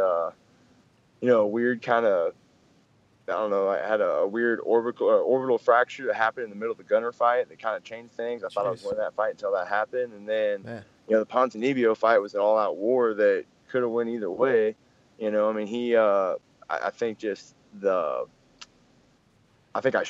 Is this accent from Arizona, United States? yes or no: no; Springfield, Missouri, United States; also born or lived in Dallas, Texas / Kansas City; I moved to Springfield, Missouri about when I was, you know, 3 or 4.